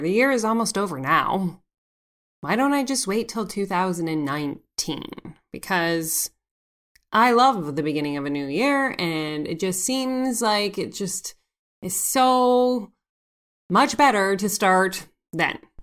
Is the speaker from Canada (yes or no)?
yes; Canada; C A is for Canada 'cause I'm Canadian